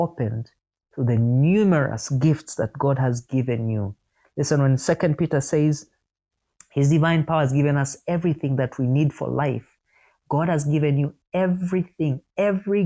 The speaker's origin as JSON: {"language": "English", "country": "Uganda", "tie": "born or raised there", "said": "I was born in Uganda, in my particular family"}